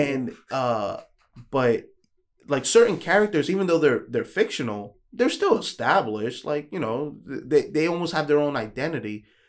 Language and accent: English; New York, United States; I'm from New York